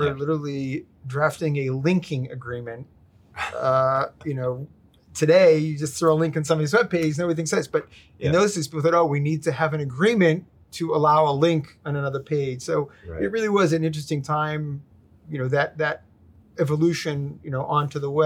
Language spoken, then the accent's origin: English; Israel; moved away as an adult; also born or lived in New York, United States; now in Boston, United States; when I was a young child, moved to Israel with my family. And was there till 1986, did my military service and came back to the States.